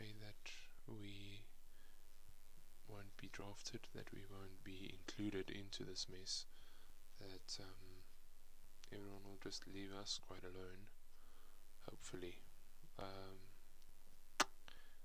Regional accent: Johannesburg, Gauteng, South Africa; I come from South Africa, Johannesburg to be precise.

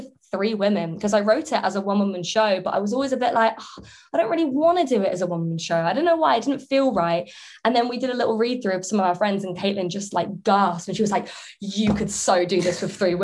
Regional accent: England, United Kingdom; I'm English

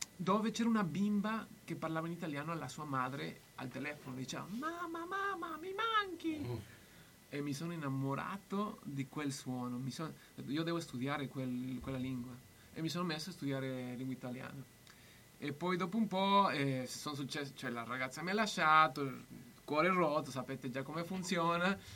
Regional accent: Mexico; Italian is a second language; now in Bologna, Italy; essendo messicano che amo tanto il Messico

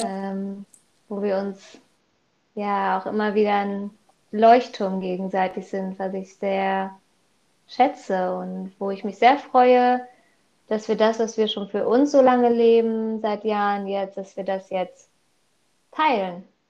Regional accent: Wickede, North Rhine-Westphalia, Germany; Ich komme aus Wickede, aus NRW.

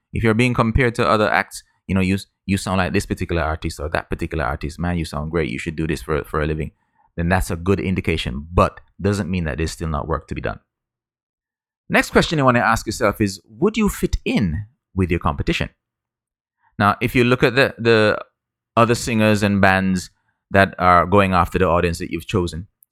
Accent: Jamaica; I grew up in Jamaica

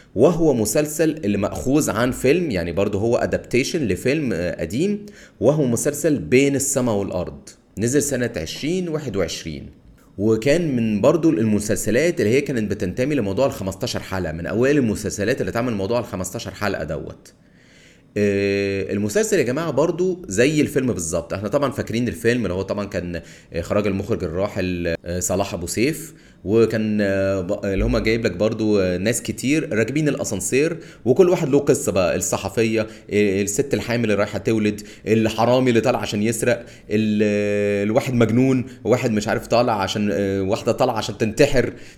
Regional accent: Cairo, Cairo Governorate, Egypt; انا من القاهره

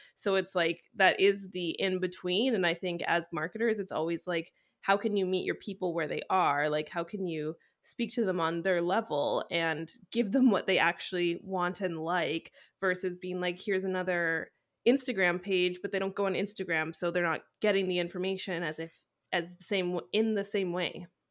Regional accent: Vancouver, British Columbia, Canada; now in France; I'm from Vancouver

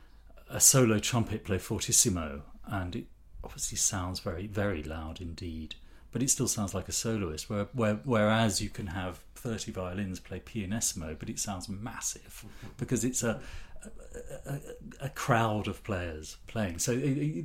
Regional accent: Ipswich, East of England, United Kingdom; I was brought up in Ipswich

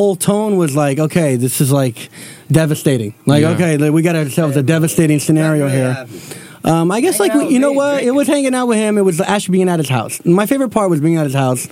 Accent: Newark, New Jersey, United States; we're all from Newark.

